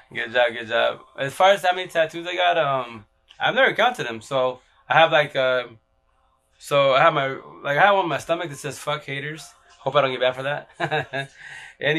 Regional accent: London, United Kingdom; We're from London.

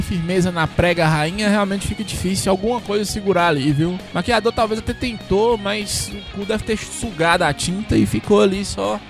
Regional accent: Bahia, Brazil; eu sou da Bahia

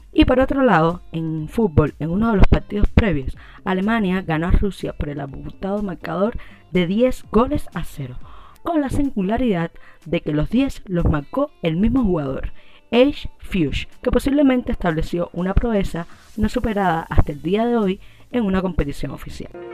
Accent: Cuba; Como buena cubana

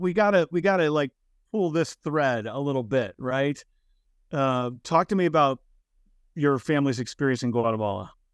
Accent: United States; I'm from the United States

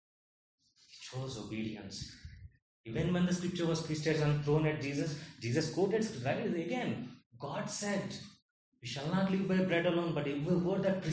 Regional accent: India; I am born in India. I don't have a choice but to be Indian

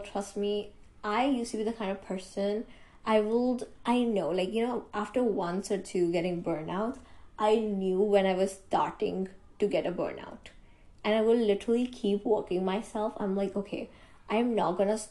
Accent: India; I am an Indian.

